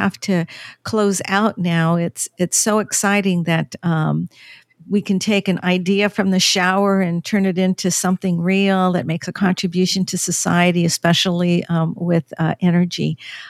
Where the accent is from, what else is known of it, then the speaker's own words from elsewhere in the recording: California, United States; moved away; also born or lived in Washington; I'm from California, so energy has a certain meaning there